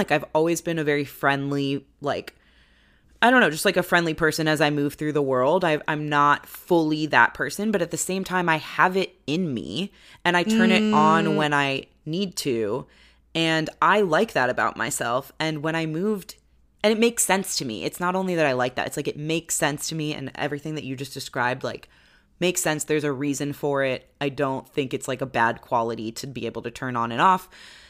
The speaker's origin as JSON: {"language": "English", "region": "East Coast", "country": "United States", "tie": "born or raised there", "said": "my attitude growing up on the East Coast, and I've spent a lot of time in New York."}